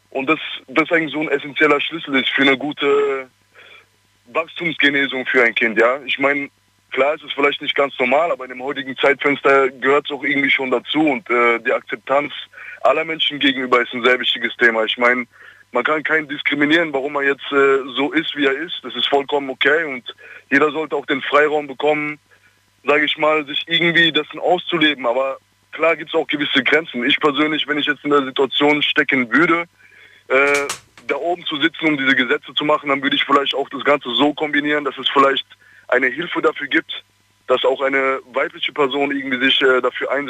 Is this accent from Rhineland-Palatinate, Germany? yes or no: yes; Ludwigshafen, Rhineland-Palatinate, Germany; Ich komme aus Ludwigshafen.